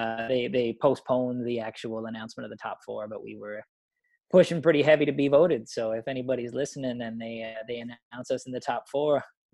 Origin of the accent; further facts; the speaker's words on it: Tyne Valley, Prince Edward Island, Canada; moved away; my hometown rink back in Tyne Valley, where I played some senior hockey